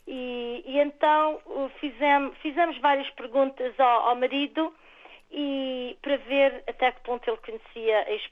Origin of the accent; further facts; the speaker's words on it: São Miguel, Calheta area, Azores, Portugal; Eu, sou natural de São Miguel.